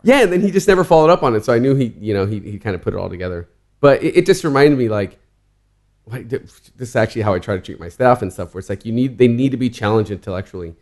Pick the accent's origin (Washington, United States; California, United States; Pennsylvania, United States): California, United States; Southern; I grew up in Southern California